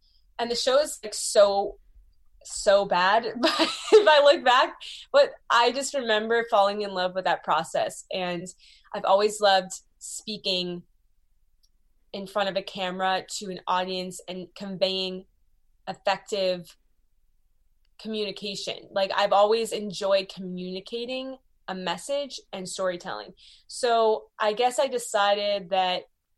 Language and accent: English; Beverly, Massachusetts, United States; I grew up in Beverly, Massachusetts